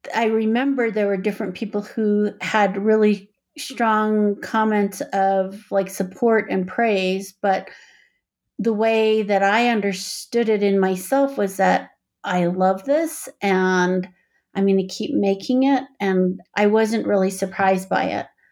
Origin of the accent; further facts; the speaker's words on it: Four Corners, United States; now in Boulder, United States; I grew up on the Navajo Reservation. I guess the Navajo Nation is what most people call it now. It's in the Four Corners regions of Arizona, New Mexico, Colorado, and, oh my gosh, Utah